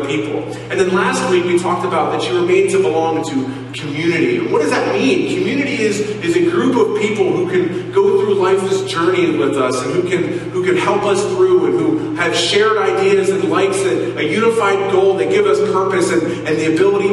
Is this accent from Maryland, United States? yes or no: yes; Silver Spring, Maryland, United States; moved away as an adult; also born or lived in Cincinnati, Ohio; we moved to Maryland, and where I grew up in the Silver Spring area